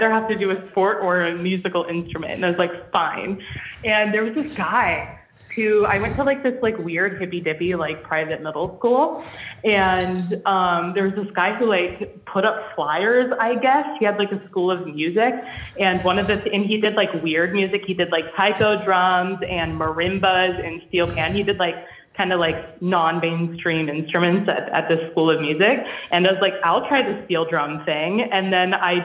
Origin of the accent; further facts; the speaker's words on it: Virginia, United States; now in Massachusetts, United States; I'm originally from Virginia, and now I live in Massachusetts